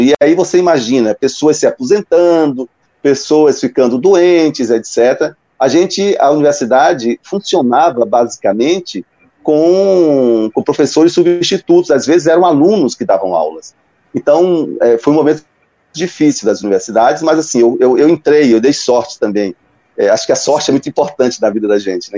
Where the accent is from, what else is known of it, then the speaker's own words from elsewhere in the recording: Salvador, Bahia, Brazil; os meus pais vieram para Salvador nos anos 60 e foi lá que eu nasci, e me criei.